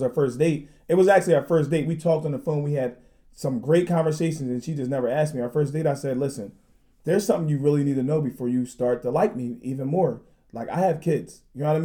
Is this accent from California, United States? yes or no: no; New Jersey, United States; I'm from Jersey